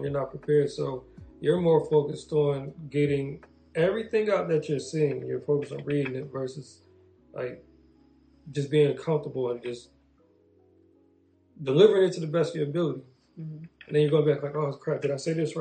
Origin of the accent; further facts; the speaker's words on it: New Jersey, United States; I am born and raised in New Jersey